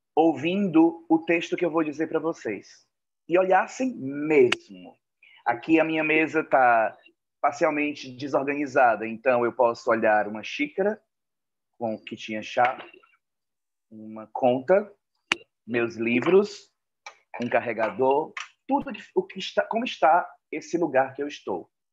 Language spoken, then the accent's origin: Portuguese; Fortaleza, Ceará, Brazil; aqui em Fortaleza, de onde eu falo, de onde eu sou de onde, e onde eu moro